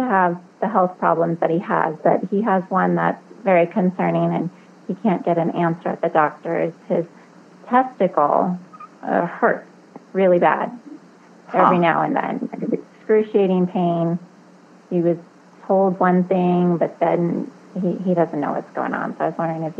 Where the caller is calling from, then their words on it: Denver, Colorado, United States; I'm calling from Denver, Colorado.